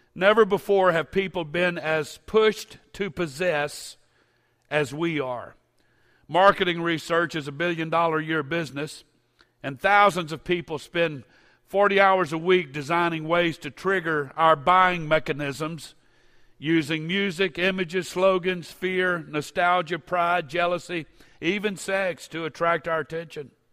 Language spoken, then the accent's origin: English; Baton Rouge, Louisiana, United States; I grew up in the First Pentecostal Church of Baton Rouge